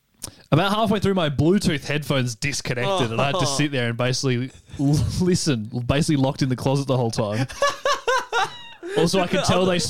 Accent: Australia

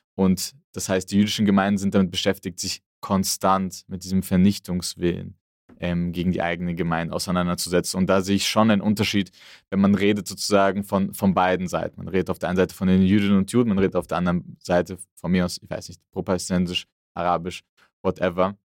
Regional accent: Frankfurt, Hesse, Germany; ich komme aus Frankfurt

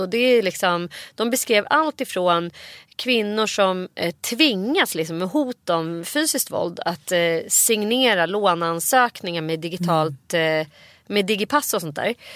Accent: Nacka, Stockholm County, Sweden; när jag växte upp i Orminge centrum

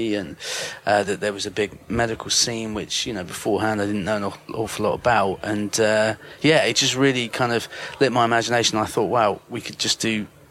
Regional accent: United Kingdom; as a Brit

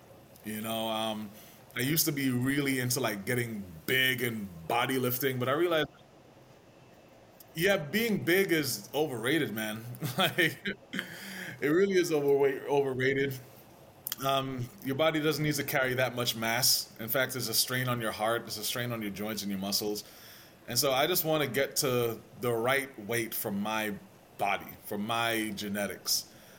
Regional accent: Jamaica; growing up in Jamaica, you didn't really think through calories and carbs and all that stuff.

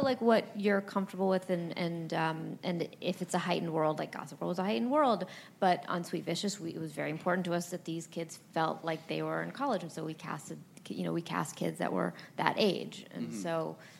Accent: Los Angeles, California, United States; I grew up in Los Angeles, but I went to New York a lot

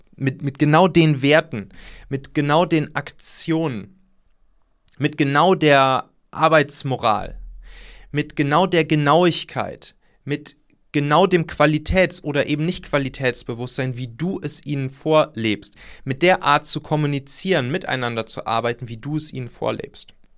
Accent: near Leverkusen, North Rhine-Westphalia, Germany; ich bin da ja in der Nähe aufgewachsen

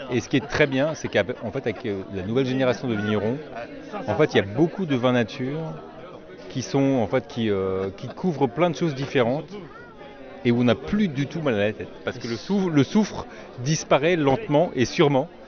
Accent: Alsace, Grand Est, France; moved away as an adult; now in Vosges, France; je suis alsacien au départ et j'ai émigré dans les Vosges.

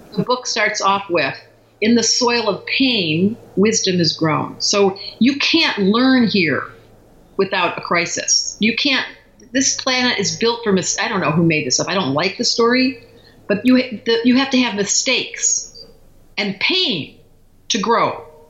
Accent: Detroit, Michigan, United States; We grew up in Detroit

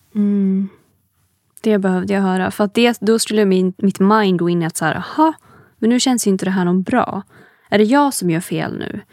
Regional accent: Hudiksvall, Gävleborg County, Sweden; now in Stockholm, Sweden; jag är ju inte från Stockholm. Ehm, jag är från Hudiksvall ursprungligen

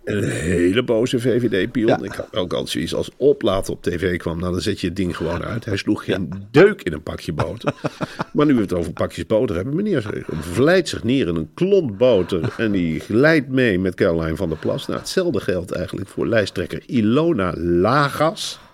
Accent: Netherlands

